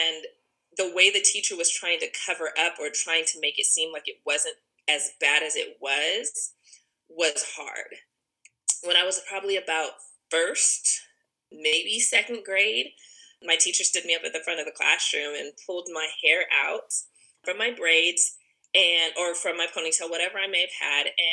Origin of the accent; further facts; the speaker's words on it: Ogden, Utah, United States; moved away as an adult; now in Huntsville, United States; I am originally from Ogden, Utah, but I lived in Huntsville, Alabama for the last 20 years.